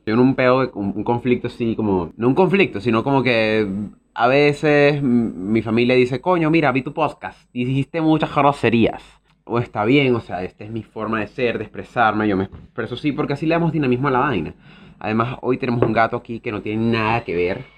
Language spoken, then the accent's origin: Spanish; Venezuela; now in Chile; yo soy venezolano, soy veneco